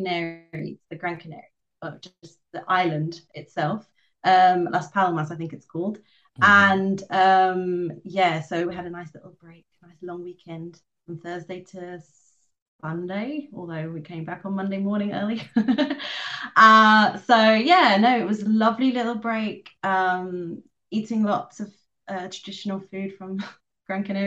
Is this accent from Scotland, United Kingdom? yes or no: no; London, United Kingdom; moved away as an adult; now in Spain; I'm from London. I grew up there